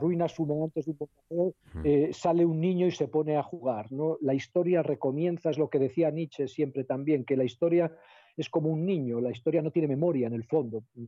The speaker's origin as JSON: {"language": "Spanish", "area": "El Bierzo", "region": "Castile and León", "country": "Spain", "said": "yo soy del Bierzo"}